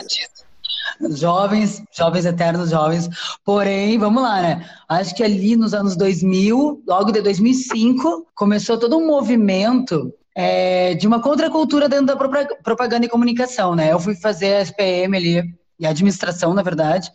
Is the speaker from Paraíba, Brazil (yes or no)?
no; Porto Alegre, Rio Grande do Sul, Brazil; also born or lived in São Paulo; now in Rio de Janeiro, Brazil; eu nasci em Porto Alegre, depois vim para São Paulo, hoje moro no Rio